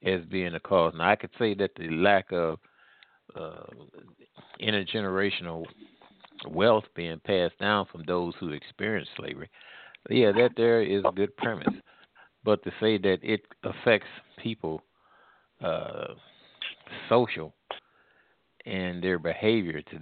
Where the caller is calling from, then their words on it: St. Louis, Missouri, United States; I'm calling here from the Midwest in the St. Louis area